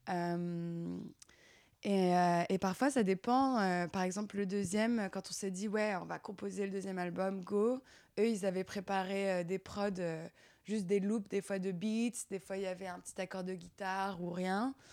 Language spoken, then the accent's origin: French; Auvergne-Rhône-Alpes, France; also born or lived in Paris suburbs; quand on habitait euh, dans, en banlieue parisienne du coup. Et après, on a déménagé dans la vallée de la Maurienne, dans les Alpes